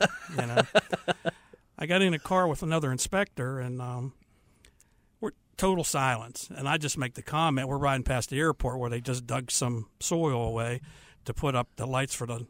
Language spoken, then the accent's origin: English; Canonsburg, Pennsylvania, United States; now in Charlotte, United States; I'm from up around Pittsburgh, Pennsylvania, a little town called Cannonsburg. And, yes, I'm a Yankee that moved down here.